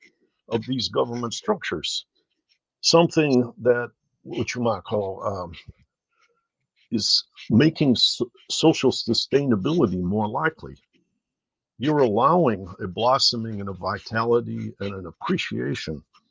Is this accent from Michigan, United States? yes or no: yes; Detroit, Michigan, United States; I grew up in Detroit